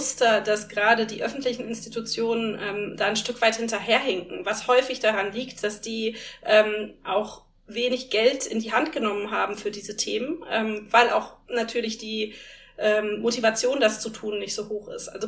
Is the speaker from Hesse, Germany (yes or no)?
no; North Rhine-Westphalia, Germany; Ich komme aus dem Ruhrgebiet